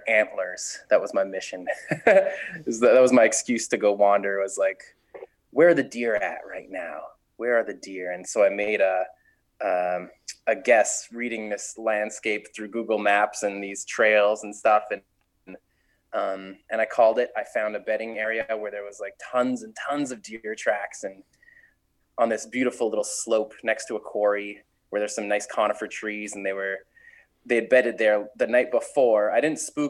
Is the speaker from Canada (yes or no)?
yes; Montreal, Quebec, Canada; also born or lived in Ontario; We're from Montreal, Quebec